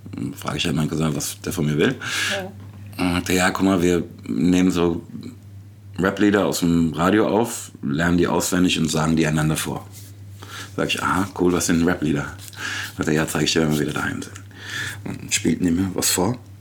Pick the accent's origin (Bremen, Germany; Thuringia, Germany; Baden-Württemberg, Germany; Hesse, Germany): Hesse, Germany; Frankfurt am Main; ich komme eigentlich aus Rödelheim